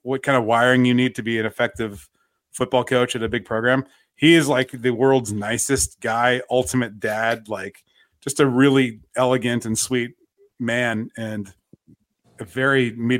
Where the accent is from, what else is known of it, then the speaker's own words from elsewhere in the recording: Ohio, United States; I'm from Ohio.